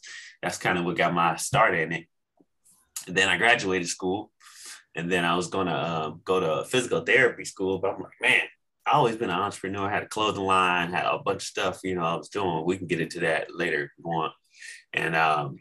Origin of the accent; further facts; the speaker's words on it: Arizona, United States; born and raised in Arizona